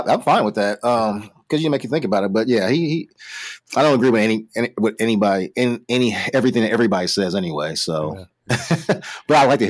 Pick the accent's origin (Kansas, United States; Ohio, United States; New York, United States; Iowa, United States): Ohio, United States; Columbus and Cincinnati; growing up in where I grew up in Columbus and Cincinnati.